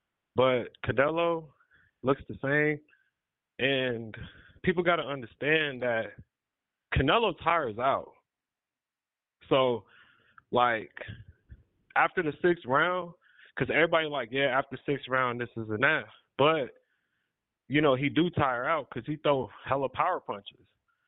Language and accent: English; California, United States; now in Las Vegas, United States; I had to come and move to Vegas, man. I came from California, so yeah.